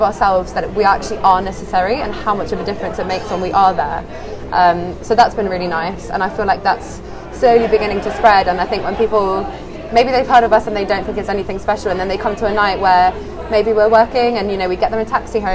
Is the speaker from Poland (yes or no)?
yes; Poland; moved away as an adult; now in Bristol, United Kingdom; I'm from Poland originally. Uh-huh. And I came to Bristol for uni.